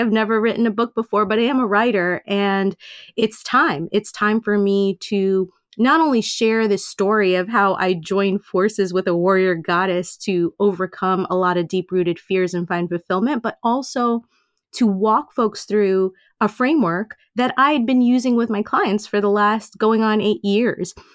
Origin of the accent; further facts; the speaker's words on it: New York City, New York, United States; I was born and raised in Queens, and so I'm totally Americanized